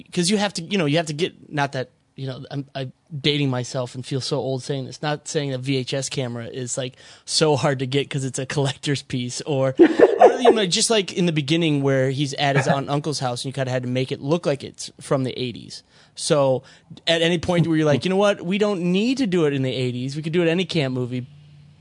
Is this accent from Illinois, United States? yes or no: no; Minnesota, United States; growing up in Minnesota